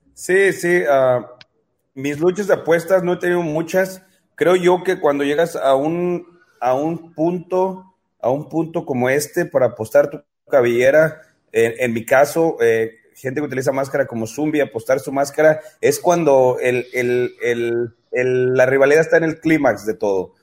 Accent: Mexico; como luchador mexicano

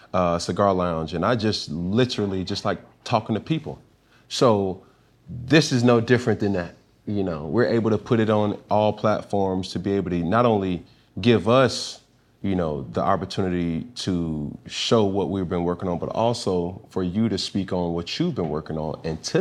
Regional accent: Alabama, United States; also born or lived in Atlanta, Georgia; Me being from Atlanta originally and doing some time and having a very big impact and an impact being on my heart, mm-hmm. as my growth was in Alabama.

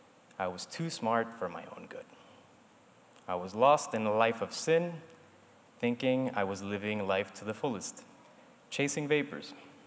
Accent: Caracas, Capital District, Venezuela; also born or lived in Argentina / Spain / New York / Miami; I'm originally from Caracas, Venezuela, and grew up in many places, such as Argentina, Spain, New York, Miami, Denver, and Panama.

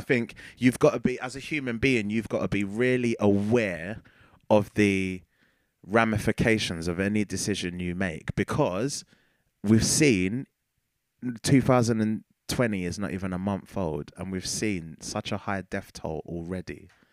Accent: United Kingdom; as a British ci-, citizen

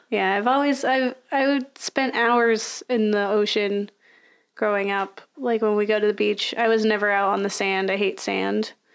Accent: Florida, United States; I'm from Florida, so I grew up with the ocean.

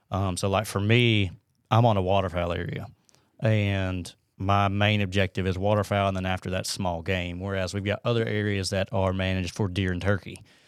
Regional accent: Huntsville, Alabama, United States; born and raised in Huntsville.

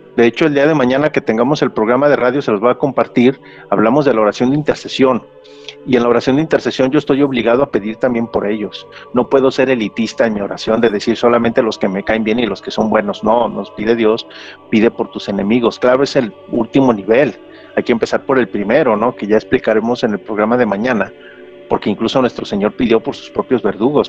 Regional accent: Mexico; aquí en México decimos bien cachetona

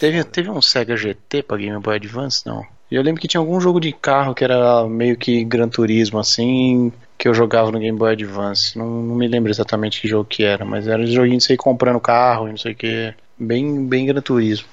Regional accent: Brazil; moved away; also born or lived in Germany; como bons brasileiros

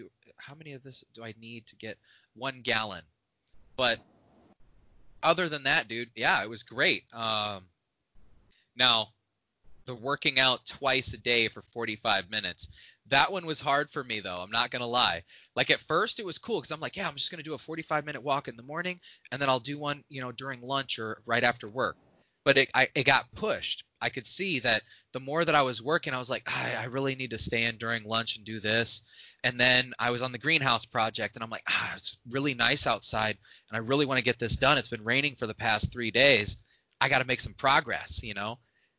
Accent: Indiana, United States; Like, I grew up in Indiana, northwest Indiana

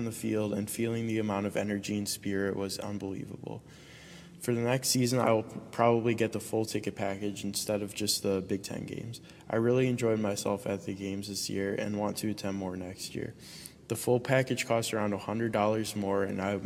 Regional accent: Cleveland, Ohio, United States; I'm also from Cleveland, Ohio.

